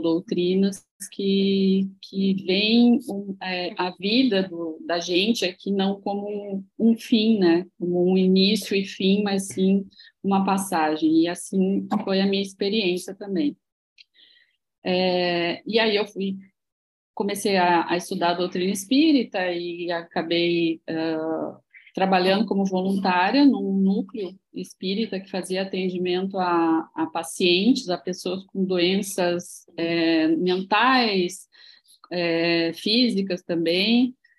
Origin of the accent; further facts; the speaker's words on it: Santa Maria, Rio Grande do Sul, Brazil; moved away as an adult; now in Florianópolis, Brazil; É, eu não sou daqui, eu sou gaúcha. Sou gaúcha de Santa uhum. Maria, Rio Grande do Sul